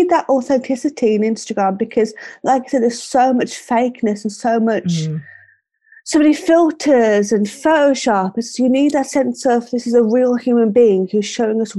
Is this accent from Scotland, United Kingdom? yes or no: no; Birmingham, West Midlands, United Kingdom; accent: Brummie; I'm 27 from Birmingham.